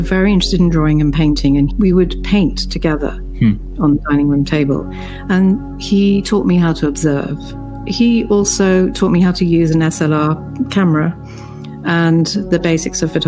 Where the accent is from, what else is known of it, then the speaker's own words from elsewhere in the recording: London, United Kingdom; also born or lived in Beirut, Lebanon / the Mediterranean; now in New York, United States; I was born in Beirut, and I grew up in the Mediterranean until I was 10, and then in London.